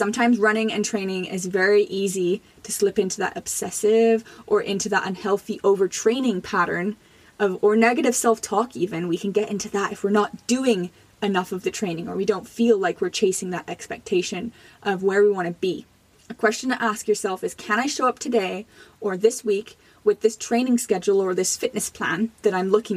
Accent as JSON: {"language": "English", "country": "Jamaica", "tie": "born or raised there", "moved": "yes", "lives_now": "Canada", "said": "I was born in Jamaica"}